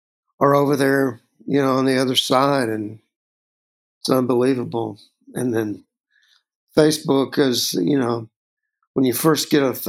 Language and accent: English; Texas, United States; Growing up in Texas